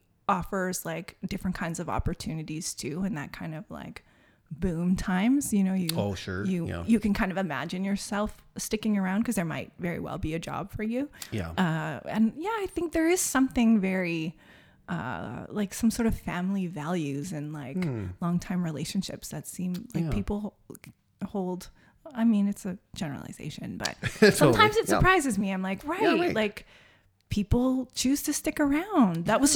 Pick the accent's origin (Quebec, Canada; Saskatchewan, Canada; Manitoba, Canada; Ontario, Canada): Saskatchewan, Canada; also born or lived in West Coast; now in Calgary, Canada; Like, I grew up in Saskatchewan in a community that was very much raising kids to leave, like go to the city.